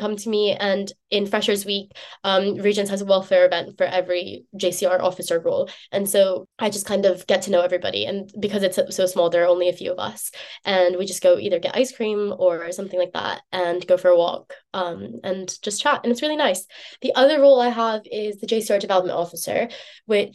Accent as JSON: {"language": "English", "country": "United States", "moved": "as an adult", "lives_now": "Oxford, United Kingdom", "said": "I'm American"}